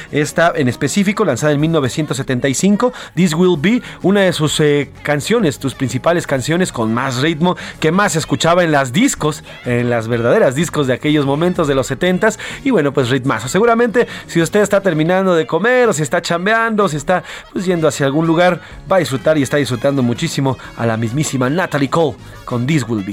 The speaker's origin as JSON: {"language": "Spanish", "country": "Mexico", "said": "Como muchos mexicanos, día a día, millones somos víctimas de la delincuencia en este país"}